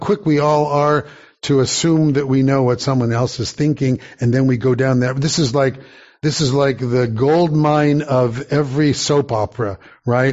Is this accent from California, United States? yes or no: yes; Santa Monica, California, United States; growing up in Santa Monica, going to Beth Shalom Synagogue, 19th in California